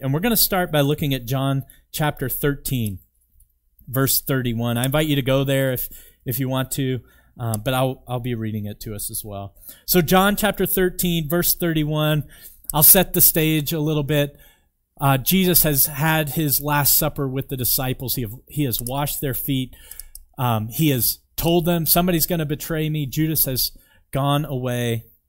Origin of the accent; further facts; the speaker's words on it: Virginia, United States; now in Canmore, Canada; I'm from Virginia